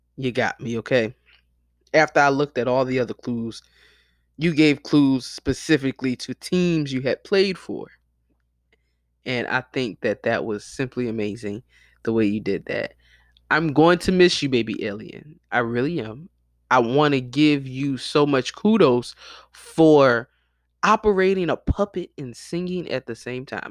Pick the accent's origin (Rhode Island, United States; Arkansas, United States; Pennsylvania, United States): Pennsylvania, United States; Philadelphia; my hometown of Philly